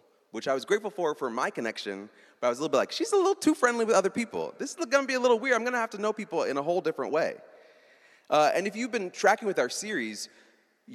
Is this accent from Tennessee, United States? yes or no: no; Iowa, United States; I was raised in Iowa